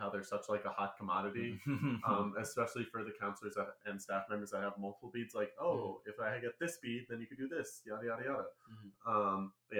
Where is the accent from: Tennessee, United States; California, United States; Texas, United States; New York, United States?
New York, United States; New York City; moved away as an adult; also born or lived in Illinois; I'm actually from New York City, all the way from New York. lived there my entire life until I graduated college. I moved out to Illinois